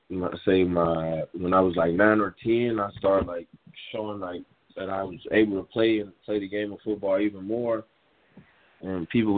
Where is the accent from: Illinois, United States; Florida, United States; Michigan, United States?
Illinois, United States; Chicago; It's growing up in Chicago, it's not really much opportunities. It's a rough environment, but, you know, it taught me a lot of things in life.